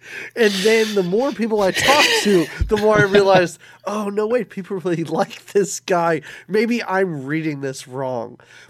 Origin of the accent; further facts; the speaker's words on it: Philadelphia, Pennsylvania, United States; I'm from the Philadelphia area